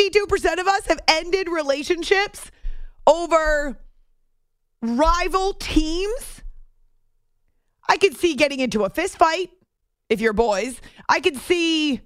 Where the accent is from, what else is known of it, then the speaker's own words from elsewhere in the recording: New England, United States; also born or lived in Syracuse; now in New York City area, United States; I grew up in New England